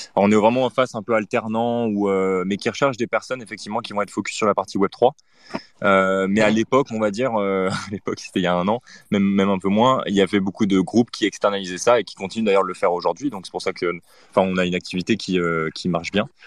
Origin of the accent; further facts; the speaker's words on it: France; now in Paris, France; on est français et qu'on est à Paris